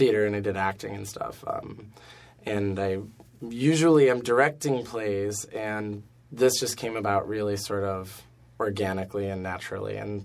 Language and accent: English; Buffalo, New York, United States; now in New York City, United States; I'm from Buffalo